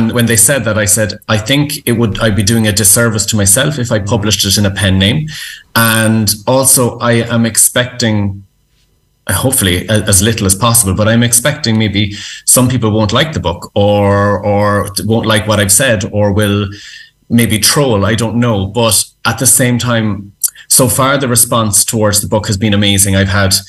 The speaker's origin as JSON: {"language": "English", "country": "Ireland", "said": "as Irish people"}